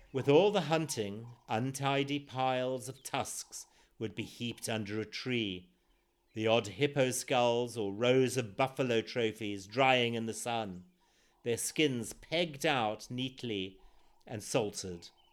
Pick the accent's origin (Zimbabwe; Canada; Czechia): Zimbabwe; born or raised there